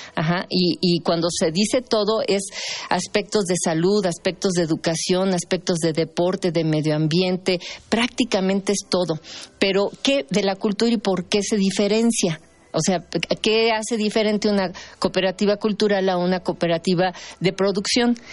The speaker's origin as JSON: {"language": "Spanish", "country": "Mexico", "said": "lo que somos como mexicanos"}